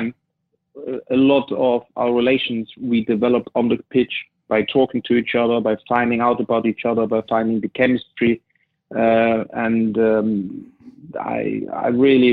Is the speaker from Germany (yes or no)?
yes; East Germany, Germany; English is a second language; moved away as an adult; also born or lived in Manchester; that was what I was used from the East, that we as a team, we play together and we also socialize together